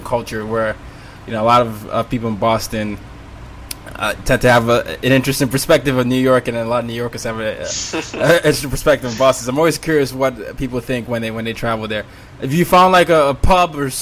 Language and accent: English; Nigeria; I'm Nigerian